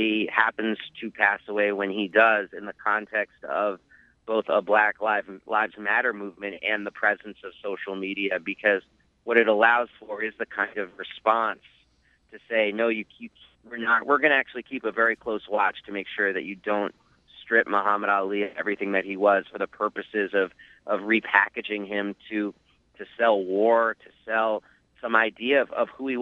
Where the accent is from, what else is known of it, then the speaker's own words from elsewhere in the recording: New York, United States; I'm from New York